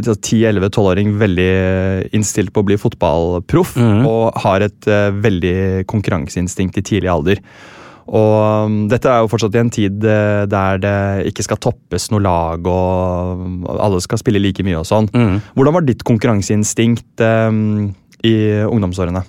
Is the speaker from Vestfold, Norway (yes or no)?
yes; Sandefjord, Vestfold, Norway; Jeg er jo fra Sandefjord selv